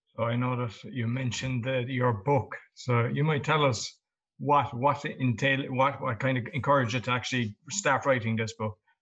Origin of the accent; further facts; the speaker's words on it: Ireland; I'm Irish